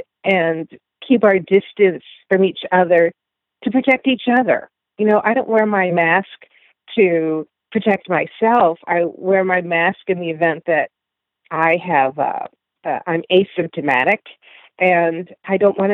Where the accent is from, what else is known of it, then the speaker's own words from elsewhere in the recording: Phoenix, Illinois, United States; moved away; also born or lived in Chicago; I grew up in the suburbs of Phoenix, Illinois